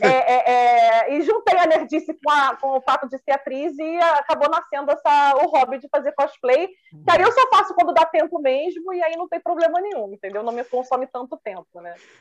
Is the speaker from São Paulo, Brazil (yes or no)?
no; Rio de Janeiro, Brazil; Sou do Rio